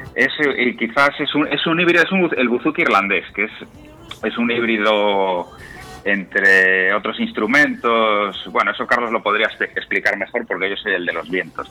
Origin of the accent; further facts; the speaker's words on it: Valladolid, Castile and León, Spain; moved away as an adult; also born or lived in Palencia; now in Asturias, Spain; soy palentino de eh. nacimiento, pero me crié en Valladolid.